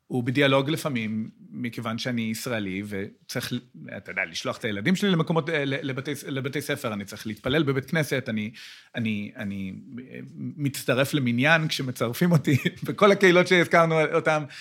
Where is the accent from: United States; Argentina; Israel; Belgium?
United States; Hebrew is a second language; גם אני, גם אני בא מאמריקה